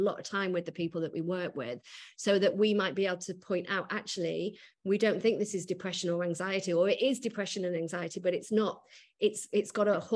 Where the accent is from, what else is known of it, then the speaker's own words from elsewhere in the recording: Macclesfield, North West England, United Kingdom; moved away as an adult; now in London, United Kingdom; I grew up in Macclesfield.